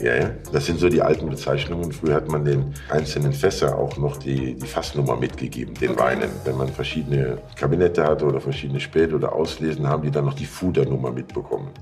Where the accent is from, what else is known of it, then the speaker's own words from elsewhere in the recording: Rhineland-Palatinate, Germany; bei uns, ich spreche von der Mosel